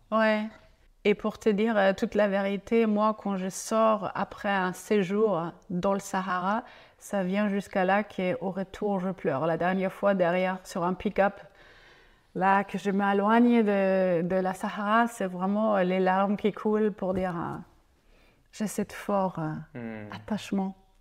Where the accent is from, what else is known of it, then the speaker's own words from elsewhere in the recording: Franconia, northern Bavaria, Germany; French is a second language; moved away as an adult; also born or lived in Zurich, Switzerland; now in Essaouira, Morocco; je, suis allemande mhm. et je viens de la Bavière, le nord de la Bavière, une zone qui s'appelle la Franconie. Et là, j'ai grandi là-bas